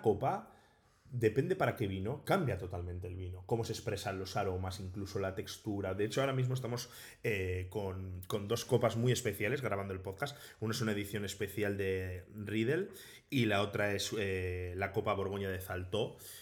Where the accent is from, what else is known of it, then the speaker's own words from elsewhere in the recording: Bilbao, Basque Country, Spain; soy de Bilbao